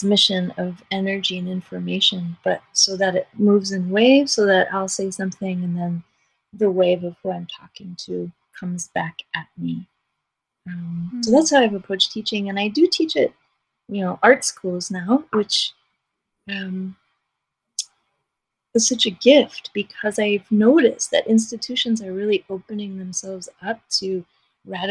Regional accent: New York City, New York, United States; I was raised in New York City

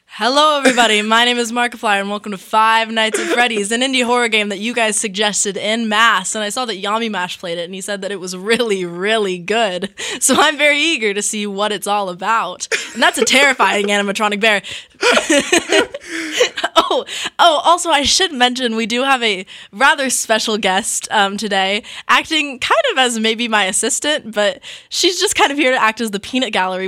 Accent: California, United States; My fellow California kid

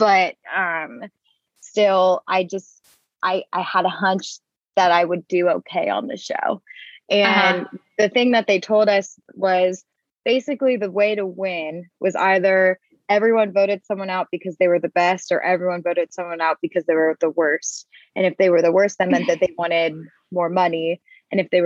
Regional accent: Houston, Texas, United States; moved away as an adult; also born or lived in Ohio; now in Nashville, United States; Houston, where I'm from

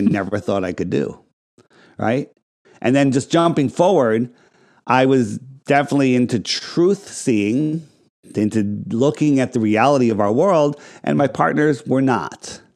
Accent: Fairfield County, Connecticut, United States; I grew up in Fairfield County, right? Right? Right in the, you know, right outside of New York City

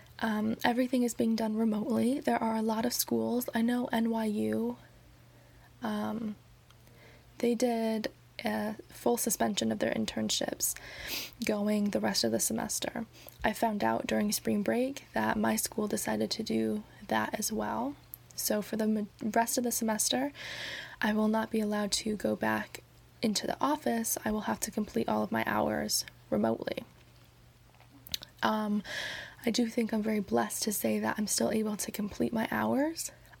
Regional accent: New York City, New York, United States; I came home because I'm from New York City. And I came home before all of this started happening with coronavirus, before New York City really started taking hits.

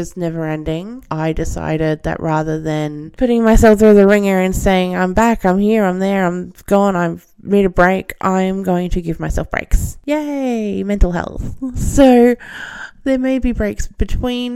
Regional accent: Australia; accent: Australian; I'm Australian, as you can probably tell, with this horrendous accent

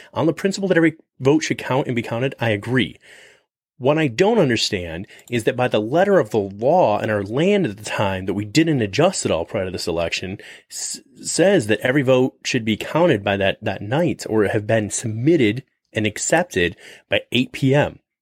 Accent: United States; we as the American people

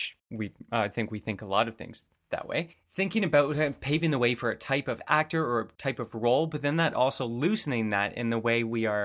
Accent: a suburb of Toronto, Ontario, Canada; I'm not from Alberta, but coming from, you know, a suburb of Toronto

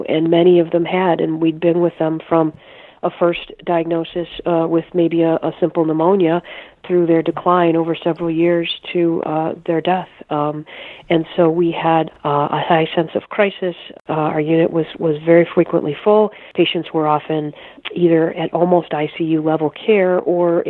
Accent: Chicago, Illinois, United States; I grew up in the suburbs of Chicago and went to Loyola.

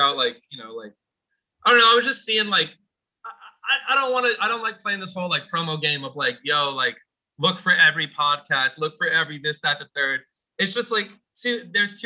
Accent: Poughkeepsie, New York, United States; I was growing up in Poughkeepsie

